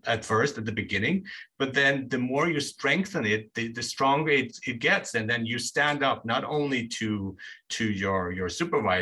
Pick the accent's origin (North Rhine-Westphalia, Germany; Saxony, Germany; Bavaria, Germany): Bavaria, Germany; Nuremberg; moved away; I grew up in Germany, and so I did stand out there as a foreigner